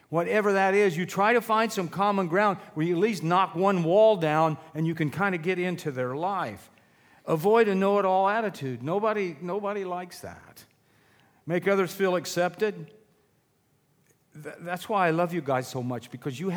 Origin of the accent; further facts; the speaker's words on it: Illinois, United States; moved away as an adult; also born or lived in Sullivan County, Indiana; now in Sullivan, United States; Born and raised in Illinois